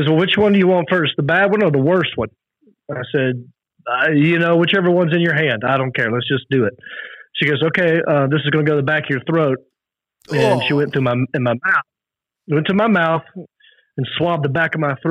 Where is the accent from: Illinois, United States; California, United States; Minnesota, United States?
California, United States; Mountain View; it's urgent care in Mountain View. So I get recognized in my hometown quite a bit